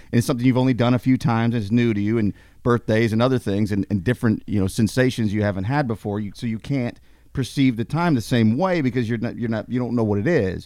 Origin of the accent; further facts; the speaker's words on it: United States; as an American